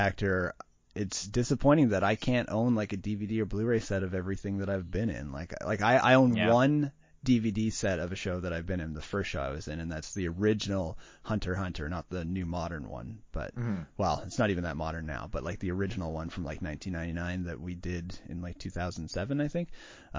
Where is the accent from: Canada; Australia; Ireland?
Canada; Like if we're even though we're Canadian, they're Canadian productions.